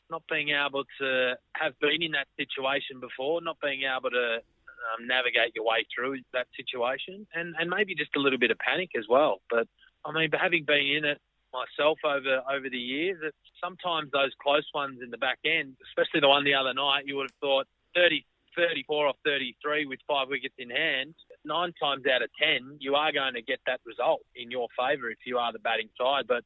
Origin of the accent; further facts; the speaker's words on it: Australia; being inside the dressing room and being an Australian cricketer, it's great fun.